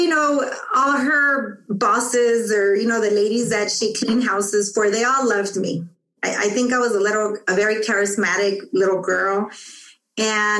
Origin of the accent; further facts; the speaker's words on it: Tijuana, Baja California, Mexico; moved away; also born or lived in Los Angeles, United States; we went back to Mexico because my father wanted to go back